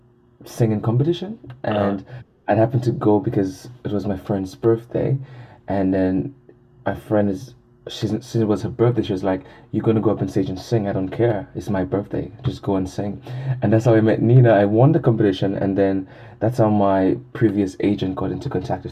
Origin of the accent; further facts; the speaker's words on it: St. Lucia; moved away as an adult; now in Taiwan; A beautiful island in the Caribbean. English-speaking island in the Caribbean. And yes, I came 8.5 years ago, initially to study Chinese for 1 year.